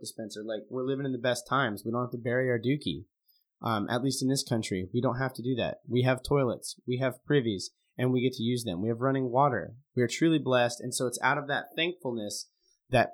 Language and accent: English; Montana, United States; now in Oregon, United States; I grew up in Montana. Now I live in Oregon